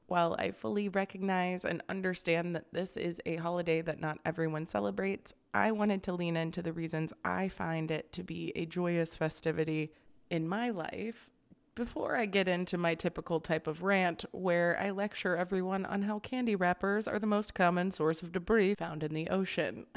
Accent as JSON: {"language": "English", "region": "Florida", "country": "United States", "tie": "born or raised there", "said": "growing up in Florida"}